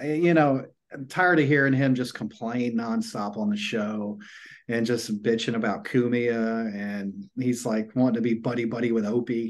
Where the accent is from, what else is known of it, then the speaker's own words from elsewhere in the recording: Augusta, Georgia, United States; We're from the slums of Augusta.